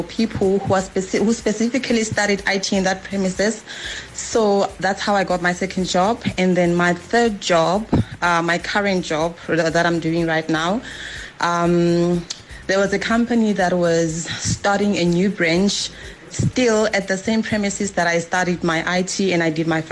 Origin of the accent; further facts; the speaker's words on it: Hazyview, Mpumalanga, South Africa; I'm from Mpumalanga, Hazy View